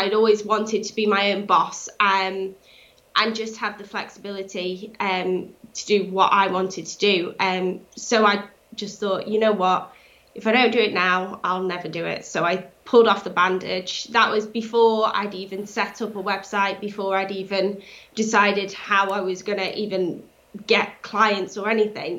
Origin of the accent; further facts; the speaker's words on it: Cheshire, North West England, United Kingdom; Born and bred in Cheshire